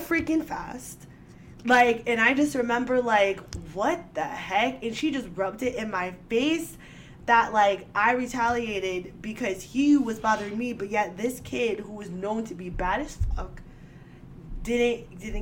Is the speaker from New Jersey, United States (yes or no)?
yes; Edison, New Jersey, United States; I was born and raised in Edison